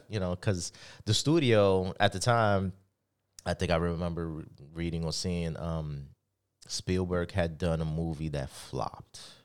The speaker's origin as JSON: {"language": "English", "town": "New York City", "region": "New York", "country": "United States", "tie": "born or raised there", "said": "growing up in the Bronx"}